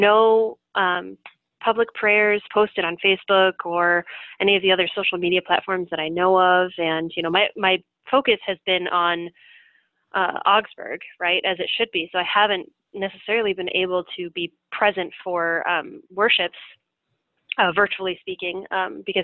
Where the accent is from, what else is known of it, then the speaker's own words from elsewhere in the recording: Minneapolis, Minnesota, United States; moved away; my hometown and just my heart in Minneapolis